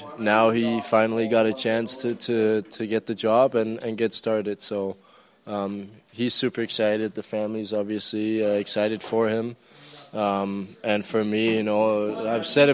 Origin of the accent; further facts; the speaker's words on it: Denmark; I'm from Denmark.